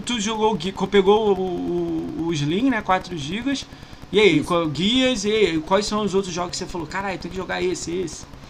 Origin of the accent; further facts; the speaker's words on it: Rio de Janeiro, Brazil; also born or lived in São Paulo; eu sou do Rio